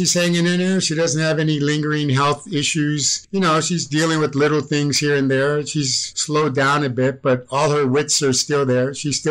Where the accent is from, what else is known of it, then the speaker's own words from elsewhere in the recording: Medford, Massachusetts, United States; also born or lived in Chicago; I was born in Cook County Hospital. And then my dad was in the service and he got stationed at Westover Air Force Base in Massachusetts. And then I lived in several different communities there, like Chicopee Falls. Medford was the place that I grew up.